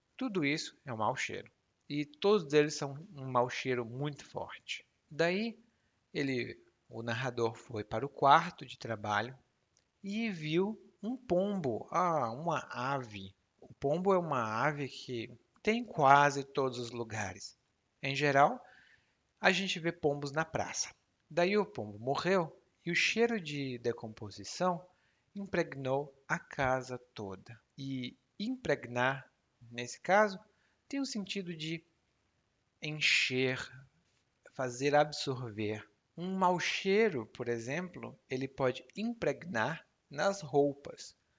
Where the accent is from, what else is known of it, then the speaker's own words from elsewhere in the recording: Ceará, Brazil; Lá no meu estado, no Ceará